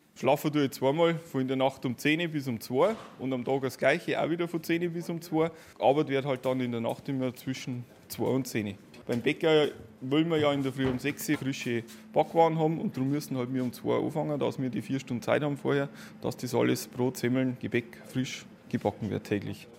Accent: Schönhofen, Bavaria, Germany; bei uns in Schönhofen am Dorf

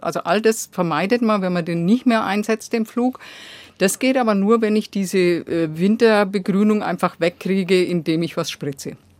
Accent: Germany; bei uns in Deutschland

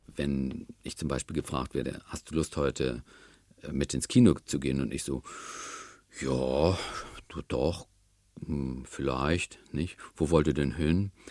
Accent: the North, Northern Germany, Germany; Im Norden, wo ich herkomme

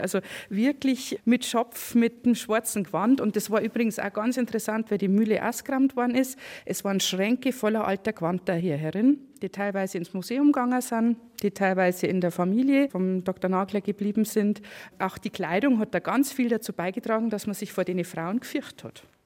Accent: Freudenberg, Bavaria, Germany; Ich bin auch Freinberger

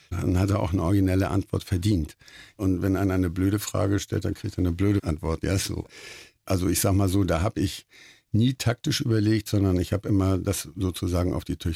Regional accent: Hamburg, Germany; Also für mich ist das, ich bin Hamburger, ja. Also wir sind tolerant

